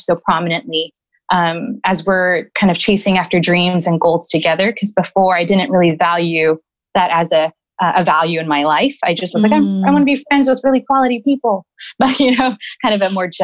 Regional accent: Los Angeles, California, United States; also born or lived in Downey, California / Santa Monica, California; I was born in Downey, California. And I lived there until fifth grade

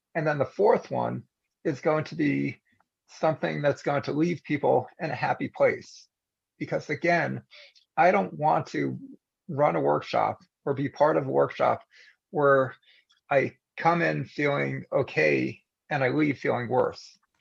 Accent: United States; as an American

